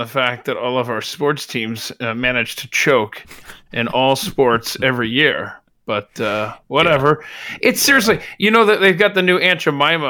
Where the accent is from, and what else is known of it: Atlanta, Georgia, United States; born or raised there